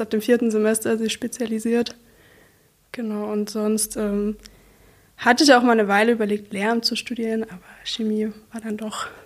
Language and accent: German; Saxony, Germany; Aus der Nähe von Bautzen, mhm. also nicht sehr weit weg von hier.